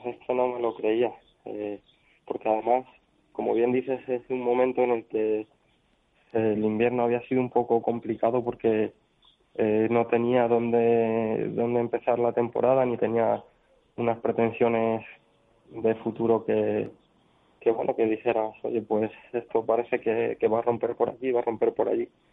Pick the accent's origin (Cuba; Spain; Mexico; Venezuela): Spain; Daimiel, Castilla-La Mancha; ha sido en Daimiel, en mi pueblo, que he contado con, el apoyo y con el cariño de mis paisanos